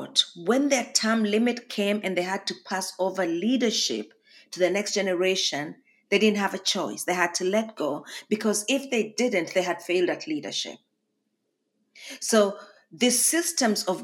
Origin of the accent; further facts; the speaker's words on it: Kenya; now in Harrisonburg, Virginia, United States; a Kenyan, which I am right now as well